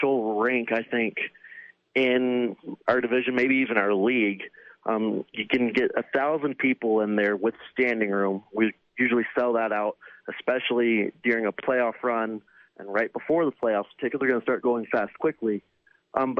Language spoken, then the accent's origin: English; Arlington and Dallas area, Texas, United States; We're not from Houston. We're from Arlington and Dallas area